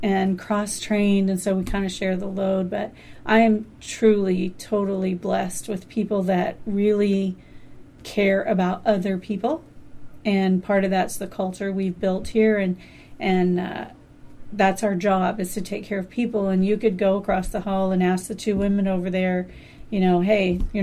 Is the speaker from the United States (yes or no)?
yes; Tom Sawyer, Huck Finn territory, Missouri, United States; now in Alaska, United States; being from Tom Sawyer, Huck Finn territory